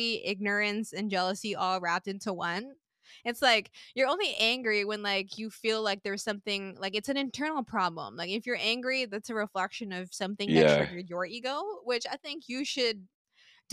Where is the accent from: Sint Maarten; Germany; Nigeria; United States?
Sint Maarten; moved away; growing up in Sint Maarten